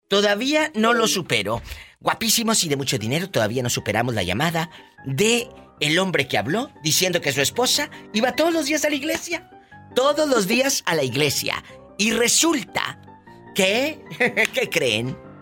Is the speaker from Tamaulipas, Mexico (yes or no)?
yes; Matamoros, Tamaulipas, Mexico; Yo soy de Tamaulipas, de Matamoros, Tamaulipas